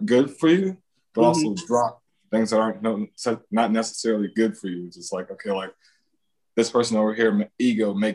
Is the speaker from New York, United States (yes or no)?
no; Northeast Ohio, United States; my hometown is like, it's Italians, Greeks, based community